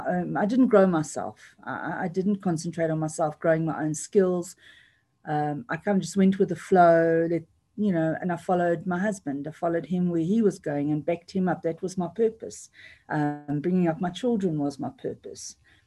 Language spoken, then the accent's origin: English; United Kingdom; born there; They're both British citizens through myself because I was born in Britain